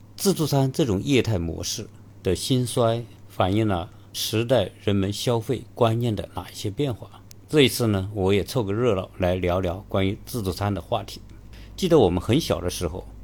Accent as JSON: {"language": "Chinese", "country": "China", "said": "我们中国人"}